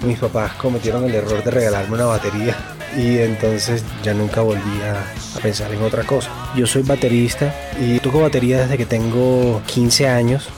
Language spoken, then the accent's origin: Spanish; Barranquilla, Atlántico, Colombia; moved away as an adult; also born or lived in United States; soy barranquillero